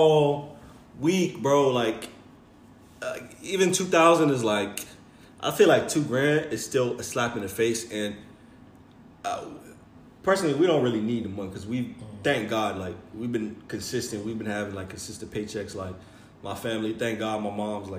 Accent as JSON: {"language": "English", "country": "United States", "said": "we're all American"}